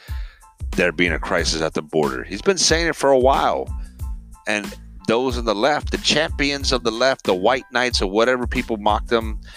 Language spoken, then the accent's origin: English; Miami, Florida, United States; I grew up in Miami, a melting pot